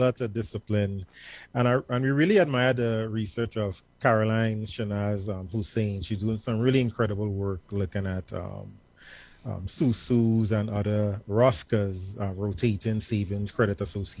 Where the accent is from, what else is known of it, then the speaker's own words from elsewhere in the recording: Point Fortin, Trinidad & Tobago; now in Georgia, United States; a very big part of my culture growing up in Point Fortin, Trinidad and Tobago